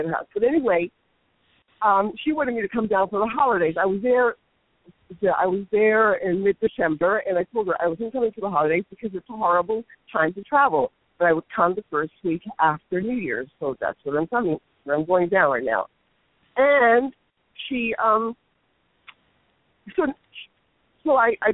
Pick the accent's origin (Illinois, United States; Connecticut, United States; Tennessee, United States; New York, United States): New York, United States; I'm from New York